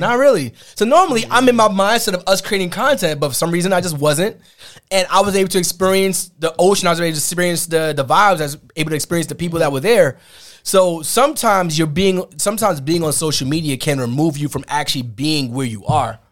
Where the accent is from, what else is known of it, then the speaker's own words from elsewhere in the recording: New York, United States; growing up in New York